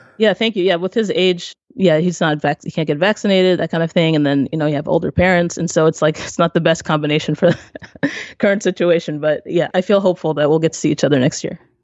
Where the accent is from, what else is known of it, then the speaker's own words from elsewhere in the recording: Maryland, United States; I am from Maryland, over on the East Coast, and my family is from Haiti.